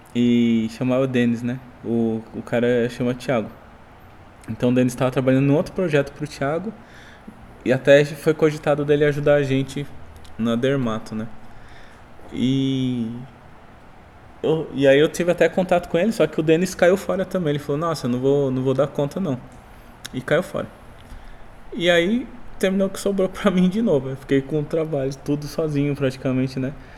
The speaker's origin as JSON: {"language": "Portuguese", "region": "São Paulo", "country": "Brazil", "moved": "as an adult", "lives_now": "Boituva, Brazil", "said": "eu era de São Paulo"}